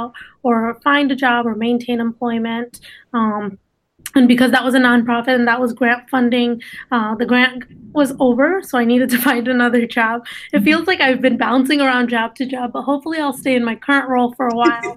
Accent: East Lansing, Michigan, United States; first language Dari; English is a second language; also born or lived in Afghanistan; I am from East Lansing, and I went to Michigan State

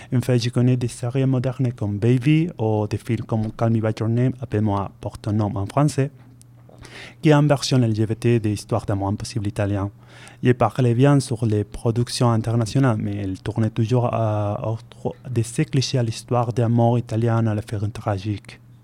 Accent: Spain; French is a second language; moved away as an adult; now in Bordeaux, France; je viens de l'Espagne

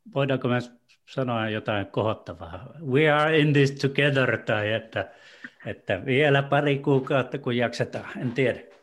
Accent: Torne Valley, Lapland, Finland; Tornionjokilaaksosta, eli sieltä, mistä mä oon kotoisin

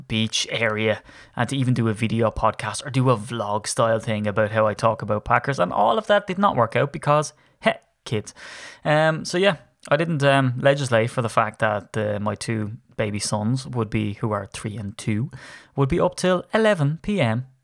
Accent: Ireland; I'm Irish

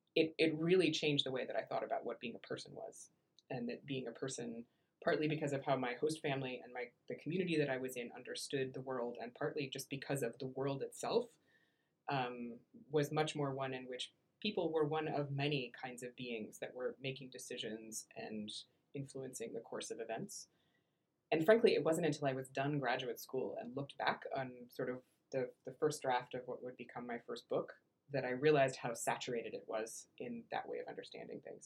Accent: Iowa, United States; moved away; I was from Iowa

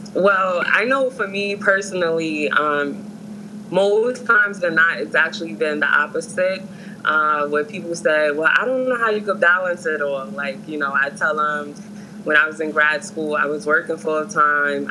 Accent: New York City, New York, United States; I'm from New York, New York, more so Harlem

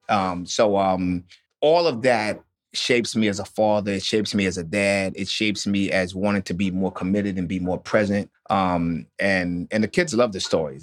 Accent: Otisville, New York, United States; also born or lived in New Orleans, Louisiana / Carlisle, Pennsylvania; we moved to upstate New York to Otisville

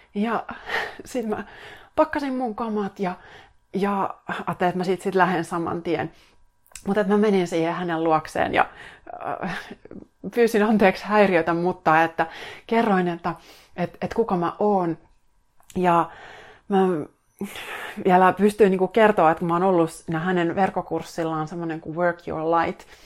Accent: Finland; mä tuun Suomesta tänne näin

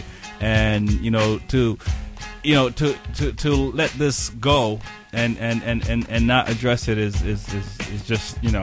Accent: United States; we as American, right? We're Americans

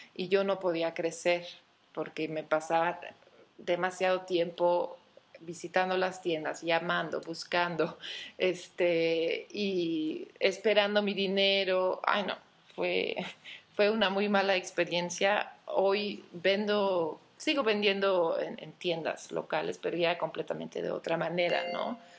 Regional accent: Belgium; moved away as an adult; also born or lived in Antwerp / Barcelona; now in Mexico; nací en Bélgica, pero llevo casi 10 años viviendo en México.

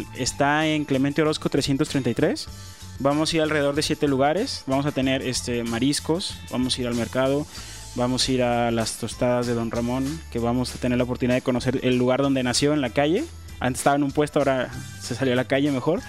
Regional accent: Guadalajara, Jalisco, Mexico; nací en Santa Tere, en el Hospital Ayala, crecí en Santa Tere

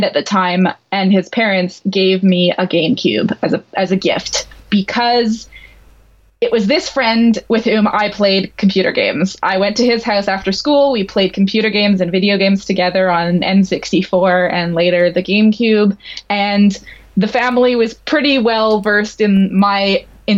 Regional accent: Montreal, Quebec, Canada; I grew up in Montreal in Canada

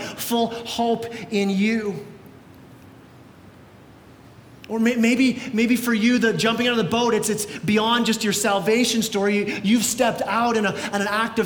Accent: Canada; we're Canadian

